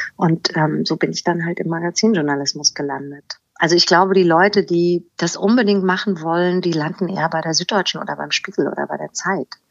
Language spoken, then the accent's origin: German; Germany; moved away as an adult; also born or lived in Hanau; now in Hamburg, Germany; ich bin in Hanau geboren und im Spessart aufgewachsen. 1996 nach Hamburg gezogen